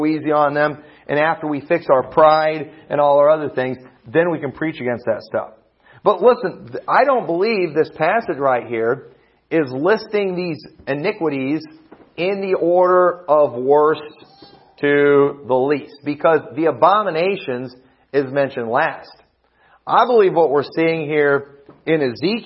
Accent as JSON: {"language": "English", "country": "United States", "said": "I'm thankful that I'm an American."}